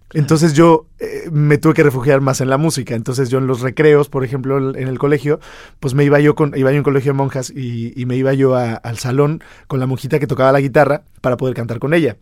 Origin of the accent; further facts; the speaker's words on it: Mexico; para nosotros como mexicanos